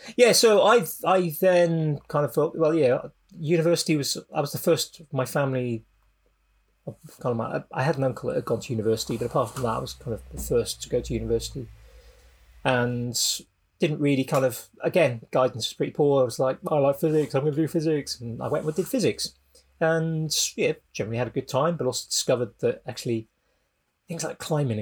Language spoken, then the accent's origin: English; South Wales, United Kingdom; I grew up in South Wales.